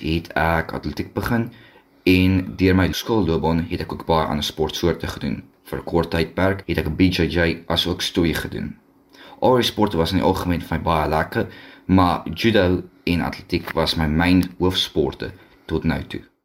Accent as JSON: {"language": "Afrikaans", "town": "Mossel Bay", "region": "Western Cape", "country": "South Africa", "said": "ek is van Mosselbaai af"}